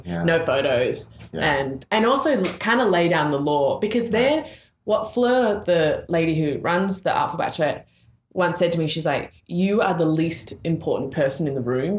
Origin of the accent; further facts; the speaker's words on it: Australia; moved away; being the Australian